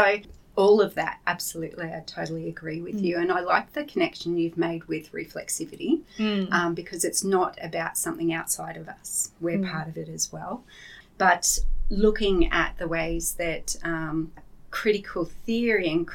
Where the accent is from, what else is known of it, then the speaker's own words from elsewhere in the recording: Yandina, Queensland, Australia; I'm from the Sunshine Coast too